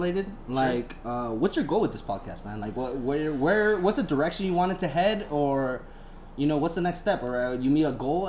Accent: San Diego, California, United States; I'm also from San Diego

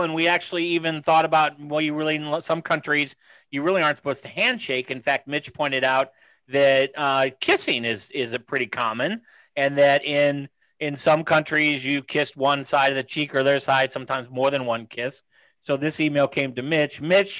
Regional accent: United States; I'm American

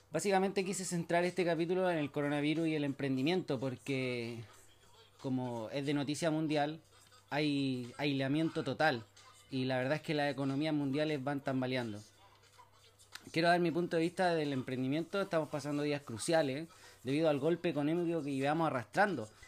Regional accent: Chile; soy de Chile

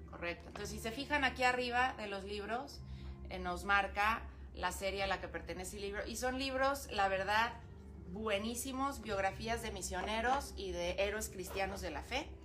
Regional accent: Ensenada, Baja California, Mexico; Yo pues nací aquí en Ensenada

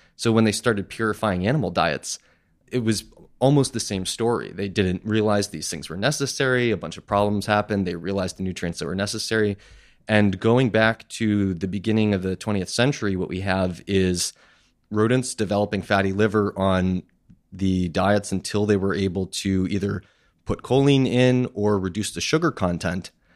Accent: Massachusetts, United States; also born or lived in Queens, New York; now in Astoria, United States; when I was ten months old, my family moved to Musa-, Massachusetts, so I grew up in a small town that almost no one has ever heard

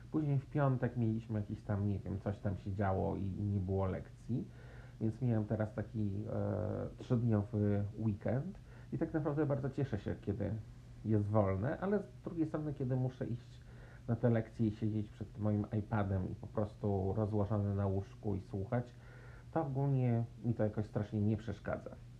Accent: Warsaw, Masovian Voivodeship, Poland; moved away; że się urodziłam w Warszawie, że w Polsce, że chodziłam do szkoły e, podstawowej i średniej

